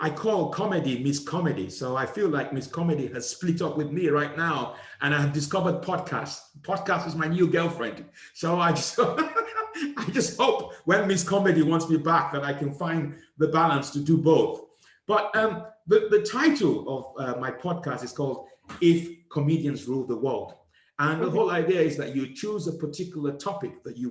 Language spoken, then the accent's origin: English; Nigeria; I was from a country called Nigeria